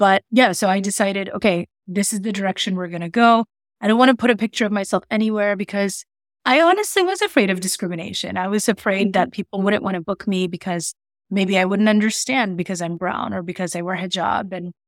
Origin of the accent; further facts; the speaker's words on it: Queens, New York, United States; also born or lived in Arizona / Minnesota / Connecticut / Maryland; I was born in Queens, New York. I've lived like all over Arizona, Minnesota, Connecticut, Maryland. I'm from here.